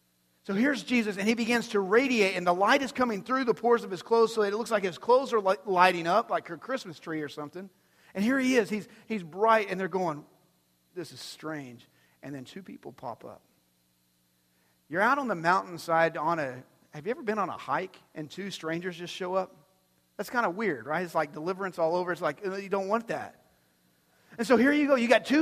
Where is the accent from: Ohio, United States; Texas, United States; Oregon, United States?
Texas, United States; Amarillo; we come down from Amarillo, the Texas Panhandle area